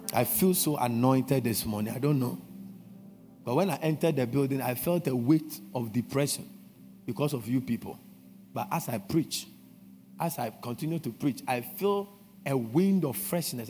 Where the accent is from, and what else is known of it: Ghana